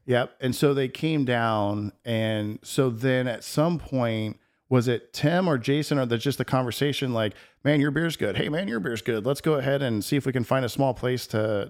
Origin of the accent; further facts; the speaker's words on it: Texas, United States; moved away; I grew up in Texas